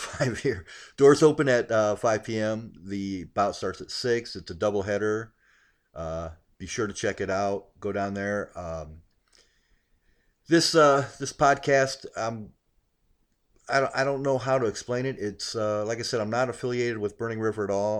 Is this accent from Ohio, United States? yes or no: yes; Akron, Ohio, United States; also born or lived in Hawaii; I grew up in Akron